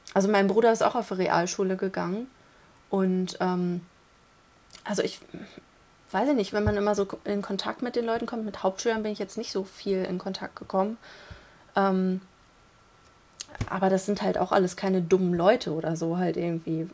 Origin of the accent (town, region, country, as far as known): Rinteln, Lower Saxony, Germany